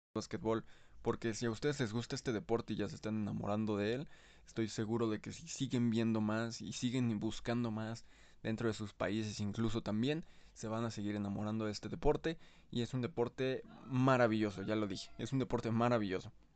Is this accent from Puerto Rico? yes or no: no; Mexico; como soy de México